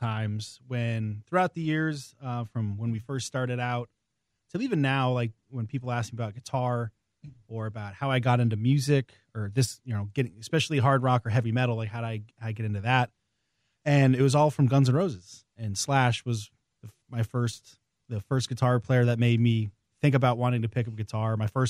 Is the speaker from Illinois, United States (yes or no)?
no; Maine, United States; In the middle of nowhere in Maine.